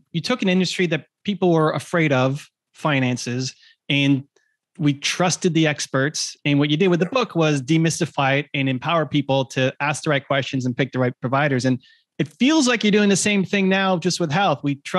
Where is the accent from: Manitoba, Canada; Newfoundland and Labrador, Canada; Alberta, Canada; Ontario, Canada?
Ontario, Canada; Toronto; It looked like you had one in Toronto, which is my hometown.